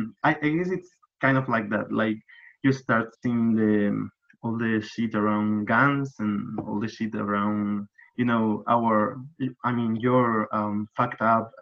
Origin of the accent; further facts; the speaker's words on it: Granada, Andalusia, Spain; accent: Andalusian; English is a second language; I'm from Granada. This is like a real colorful and naturey and, you know, overall a happy looking city, like a small city.